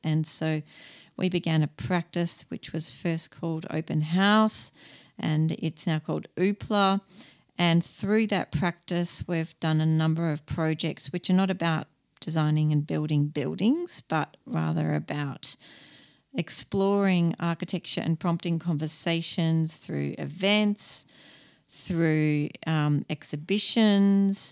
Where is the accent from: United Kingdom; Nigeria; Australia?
Australia; being an Australian